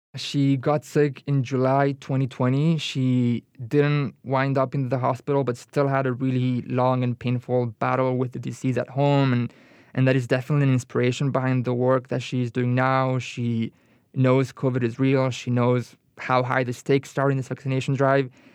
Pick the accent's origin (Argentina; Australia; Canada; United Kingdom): Argentina; now in United States; I'm from Argentina